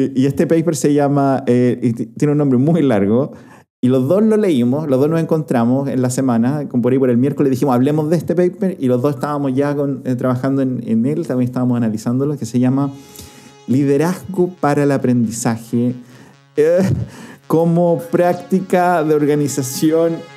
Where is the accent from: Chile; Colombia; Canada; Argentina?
Chile